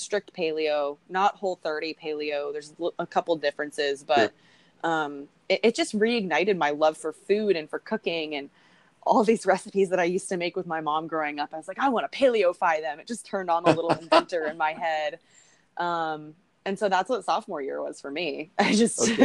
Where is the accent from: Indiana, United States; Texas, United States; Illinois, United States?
Texas, United States; I'm from Texas. My family hunts.